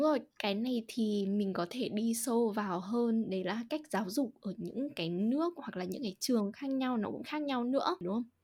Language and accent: Vietnamese; Hà Tĩnh, Vietnam; accent: Central Vietnamese (Ha Tinh); first language Vietnamese; moved away; chị sinh ra và lớn lên ở Hà Tĩnh